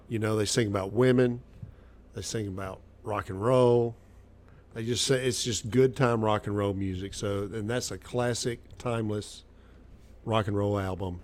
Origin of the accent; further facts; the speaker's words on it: Arkansas, United States; also born or lived in Nashville, Tennessee; I was born in Nashville, Tennessee. I grew up in Arkansas. I've been in the South my whole life